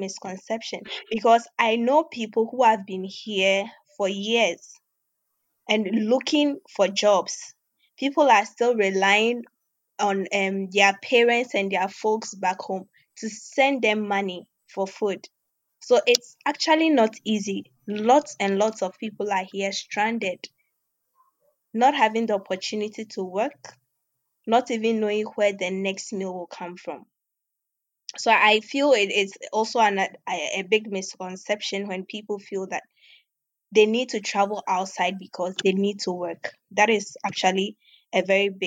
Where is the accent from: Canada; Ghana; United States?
Ghana; Obuasi, Ashanti; moved away as an adult; also born or lived in Volta Region, Ghana / Accra, Ghana; now in Russia; I hail from the Volta region of Ghana. But basically, I grew up in Obuasi, which is also in Ghana, with my parents and my brothers. So later on, we relocated to Accra when I was just 12 years old.